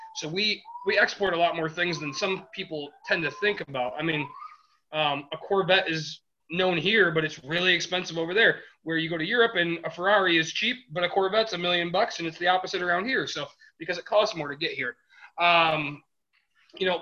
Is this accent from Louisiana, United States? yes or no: no; Detroit, Michigan, United States; we're from the Midwest. That's kind of what our mindset is. I mean, we are we are Detroit area